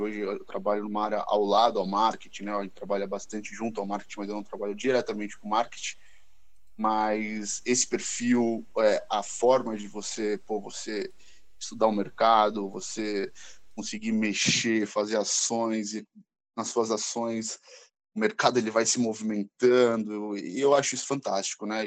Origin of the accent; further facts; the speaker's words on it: São Paulo, Brazil; nascido e criado aqui em São Paulo, capital